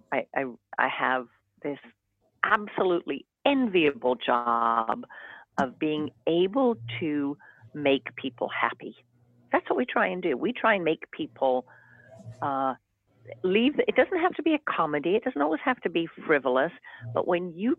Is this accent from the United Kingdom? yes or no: yes; the north of England, United Kingdom; moved away as an adult; now in Essex, Connecticut, United States; My hometown, which is in the north of England